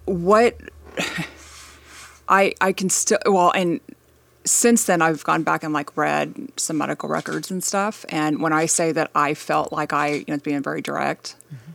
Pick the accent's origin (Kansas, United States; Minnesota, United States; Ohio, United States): Kansas, United States; Wichita; yeah, I'm actually leaving at 6 a.m. tomorrow morning to go go home um, for the week. Um, but yeah, I grew up in Wichita, Kansas.